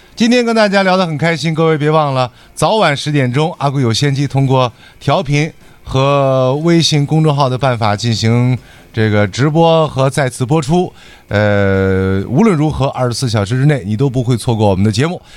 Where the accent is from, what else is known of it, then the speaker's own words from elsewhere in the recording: Dalian, Liaoning, China; accent: Dalian dialect; 我们大连话的一个特点